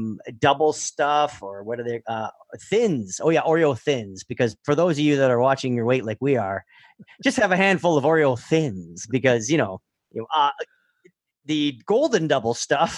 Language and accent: English; Canada; because we're Canadian, right?